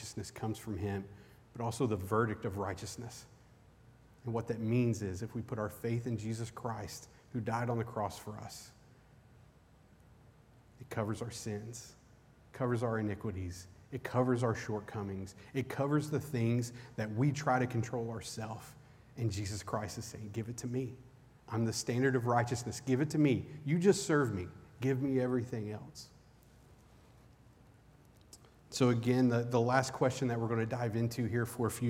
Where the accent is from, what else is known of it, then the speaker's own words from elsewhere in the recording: Eastern Kentucky, United States; I grew up in Eastern Kentucky.